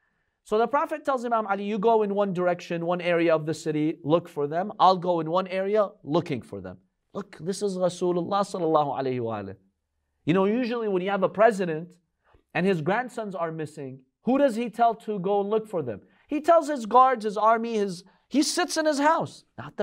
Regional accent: Russia; I grew up in Russia. And it's very cold over here.

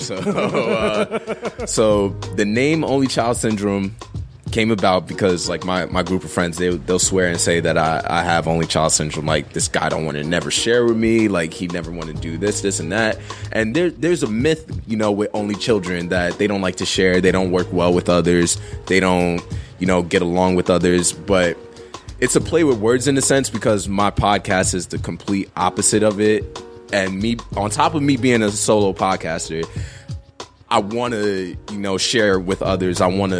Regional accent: Queens, New York, United States; also born or lived in East Orange / South Jersey; now in New Jersey, United States; I'm not born and raised. I'm originally from Queens.

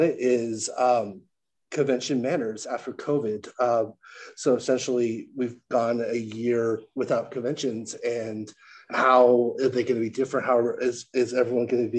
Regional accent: San Diego, California, United States; I grew up in San Diego

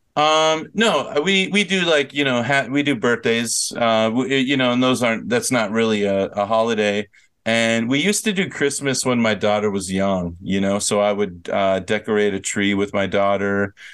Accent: Minnesota, United States; I'm from Minnesota

